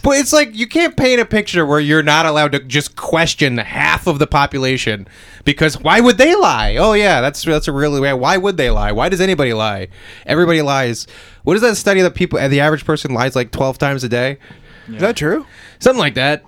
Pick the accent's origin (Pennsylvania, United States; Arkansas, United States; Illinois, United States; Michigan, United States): Pennsylvania, United States; I was born in Pennsylvania